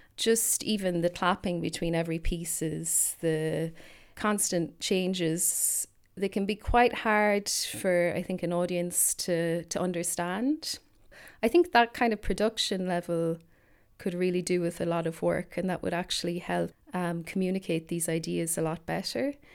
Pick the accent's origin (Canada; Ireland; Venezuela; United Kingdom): Ireland; I'm an Irish composer